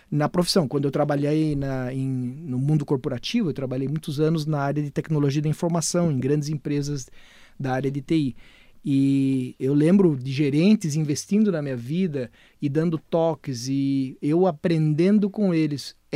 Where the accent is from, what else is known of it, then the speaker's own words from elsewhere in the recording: Brazil; eu nasci no Brasil